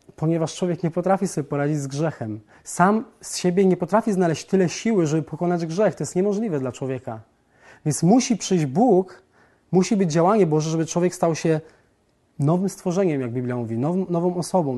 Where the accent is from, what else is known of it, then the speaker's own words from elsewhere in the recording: southern Poland, Poland; Wychowałem się i urodziłem w Polsce na południu jako katolik